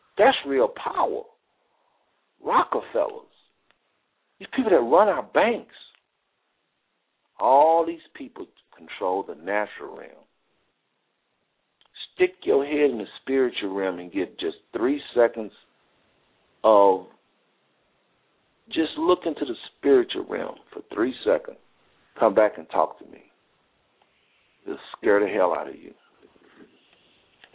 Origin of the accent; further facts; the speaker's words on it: Fort Worth, Texas, United States; I'm from Fort Worth